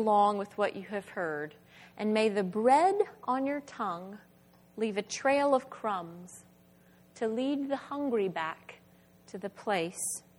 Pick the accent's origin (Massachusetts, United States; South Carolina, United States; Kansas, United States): South Carolina, United States; Spartanburg; my hometown of Spartanburg, South Carolina